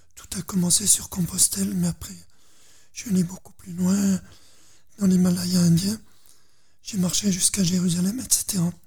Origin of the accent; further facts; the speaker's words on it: Dauphiné, Auvergne-Rhône-Alpes, France; je suis dans la terre du Dauphiné